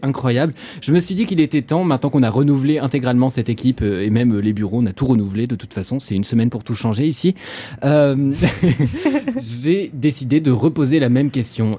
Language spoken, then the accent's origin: French; Normandy, France; je suis normand et j'utilise clencher comme un verbe.